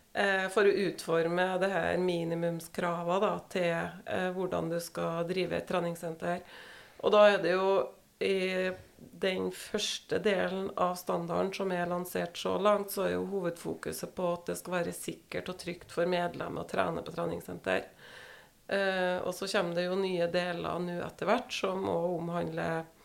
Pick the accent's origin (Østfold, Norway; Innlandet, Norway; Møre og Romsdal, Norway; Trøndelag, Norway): Trøndelag, Norway; Verdal; moved away as an adult; also born or lived in Oslo; Så da flytta vi fra Oslo igjen til hjemplassen min, Verdalen, da.